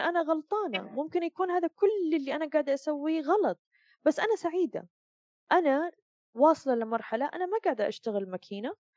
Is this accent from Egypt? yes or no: no; Saudi Arabia; moved away as an adult; now in Dubai, United Arab Emirates; أتكلم كسعوديين